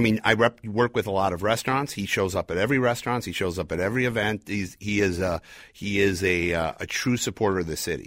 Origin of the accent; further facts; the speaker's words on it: Chicago, Illinois, United States; now in Minneapolis, United States; I was born in Chicago